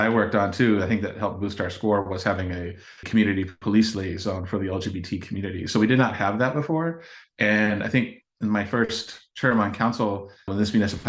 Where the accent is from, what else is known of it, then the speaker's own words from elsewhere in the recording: Champaign, Illinois, United States; born and raised here, seen the city, you know, change and grow over the last nearly half century